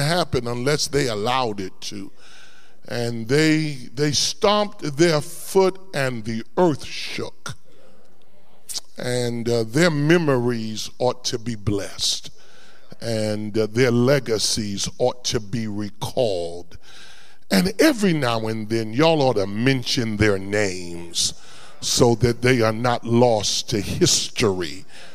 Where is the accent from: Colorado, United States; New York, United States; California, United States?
New York, United States; New York City; moved away as an adult; also born or lived in Warren, Ohio; now in Columbus, United States; I'm a native New York. I was born in New York City and grew up there